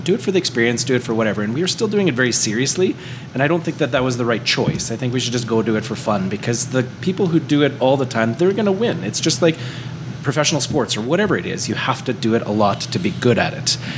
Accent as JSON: {"language": "English", "country": "Canada", "said": "we're Canadian and we're local"}